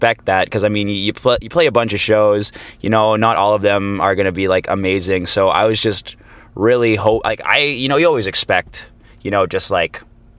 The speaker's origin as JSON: {"language": "English", "town": "Toronto", "region": "Ontario", "country": "Canada", "tie": "born or raised there", "said": "I'm actually a hometown boy, Toronto, Canada, born and raised"}